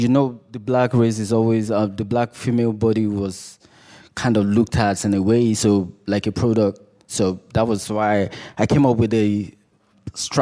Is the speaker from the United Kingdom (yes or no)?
no; Nigeria; now in United States; growing up in Nigeria, where you grow up with less